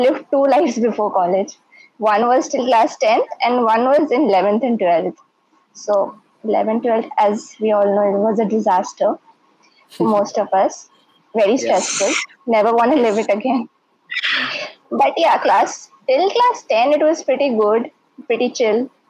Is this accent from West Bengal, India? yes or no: yes; Kolkata, West Bengal, India; I'm from Kolkata.